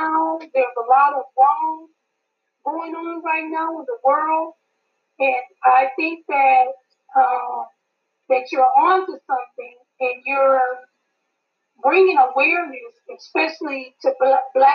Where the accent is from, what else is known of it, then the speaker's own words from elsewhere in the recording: Michigan, United States; I'm from Michigan.